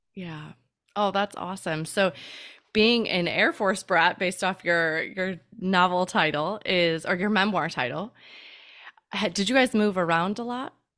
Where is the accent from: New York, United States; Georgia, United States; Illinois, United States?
Illinois, United States; Chicago; moved away; We are originally from Chicago